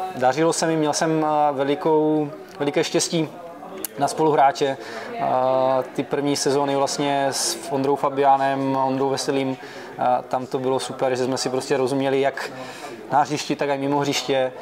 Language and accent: Czech; Halenkovice, Zlín Region, Czechia; now in Brno, Czech Republic; my jsme původem ze Zlína, a, a vlastně z, z, z Halenkovic, to je u, u, u Zlína kousek u Napajedel